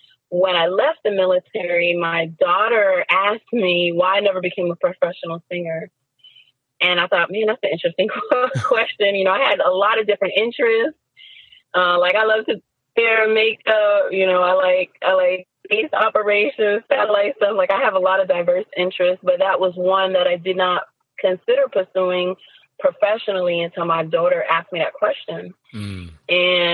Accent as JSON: {"language": "English", "region": "New Jersey", "country": "United States", "tie": "born or raised there", "moved": "yes", "lives_now": "Virginia, United States", "said": "I'm originally from New Jersey"}